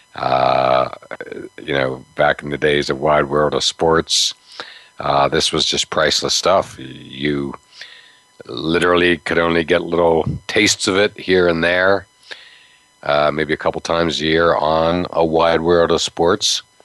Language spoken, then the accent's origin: English; Western Pennsylvania, United States; moved away; growing up in Western Pennsylvania, two hours away